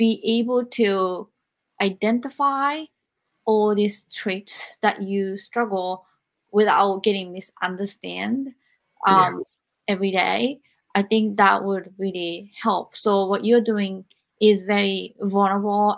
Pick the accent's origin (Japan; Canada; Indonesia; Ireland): Japan; I grew up in Japan